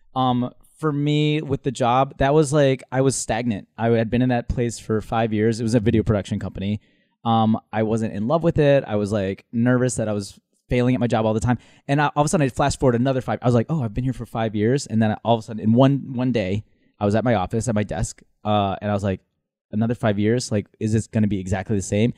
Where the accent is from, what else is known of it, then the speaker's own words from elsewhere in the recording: Minnesota, United States; moved away as an adult; also born or lived in Manila, Philippines / Dubai, United Arab Emirates / Honduras / Chicago; now in New York, United States; Then Minnesota, that's where I, my formative years